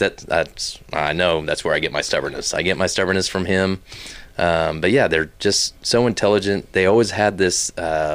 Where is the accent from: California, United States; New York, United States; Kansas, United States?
Kansas, United States; Wichita; also born or lived in South Carolina / Haysville, Kansas; now in Fort Worth, United States; I'm originally from Wichita, Kansas. That's where I basically grew up. I was born in South Carolina because my dad's a military man